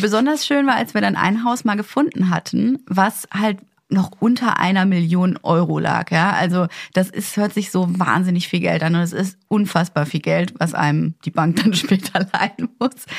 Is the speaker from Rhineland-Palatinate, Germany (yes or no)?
no; Ruhr area, North Rhine-Westphalia, Germany; now in Berlin, Germany; Ich meine, ich komme aus dem Ruhrgebiet, da ist es ja komplett normal, dass da jeder sein kleines, äh, Einfamilienhaus hat